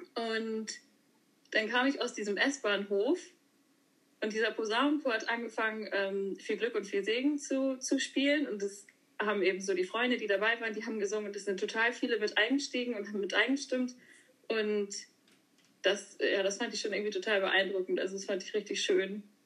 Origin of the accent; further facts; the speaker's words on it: Schörderup, Schleswig-Holstein, Germany; moved away as an adult; now in Hamburg, Germany; ursprünglich komme ich aus Schördrup, ähm, genau, wohne auf einem landwirtschaftlichen Betrieb und bin jetzt aber nach Hamburg gezogen vor, naja, auch schon fünf Jahre her